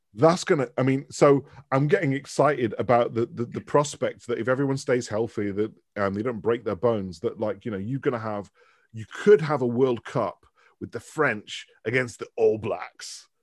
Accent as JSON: {"language": "English", "town": "Manchester", "region": "North West England", "country": "United Kingdom", "tie": "born or raised there", "also_born_or_lived": "Dundee", "moved": "as an adult", "said": "I was born in Manchester. So I've, I've, like, lived in Manchester till the age of eighteen, and then I went to university"}